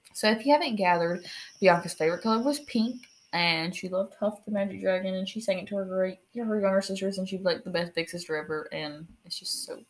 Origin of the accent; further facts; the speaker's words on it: United States; we're American